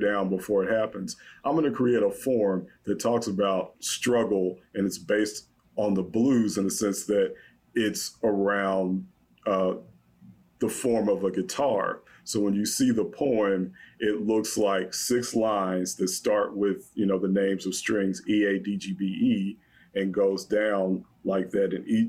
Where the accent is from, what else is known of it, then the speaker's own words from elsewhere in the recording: the South, United States; I'm Black, I'm from the South.